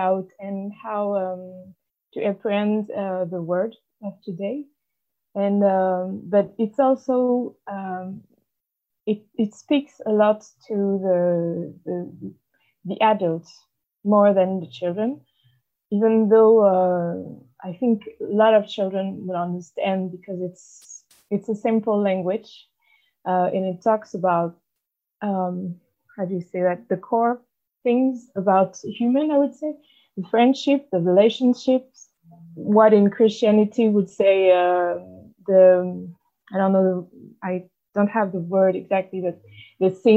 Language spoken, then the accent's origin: English; Paris, Île-de-France, France; moved away as an adult; also born or lived in near Toulouse; now in Toulouse, France; I'm initially from Paris, but I am right now I'm living near Toulouse